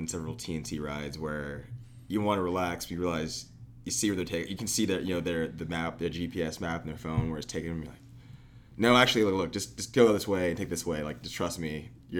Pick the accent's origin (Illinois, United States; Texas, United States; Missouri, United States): Texas, United States; Austin; I grew up in Austin